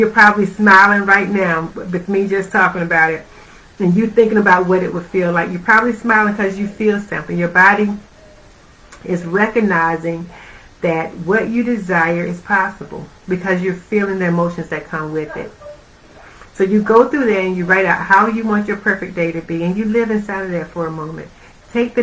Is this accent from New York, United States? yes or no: no; Georgia, United States; moved away; I'm from Georgia originally.